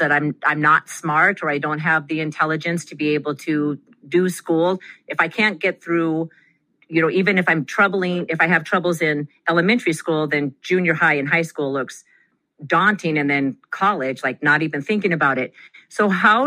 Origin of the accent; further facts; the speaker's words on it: Whitefish, Montana, United States; moved away; also born or lived in Idaho; I was born in Montana. And right outside of the Hungry Horse Dam, I was born in Whitefish